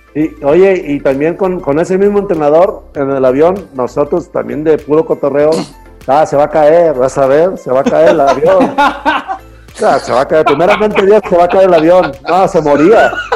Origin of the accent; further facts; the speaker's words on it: Mexico; now in Guadalajara, Mexico; somos puros mexicanos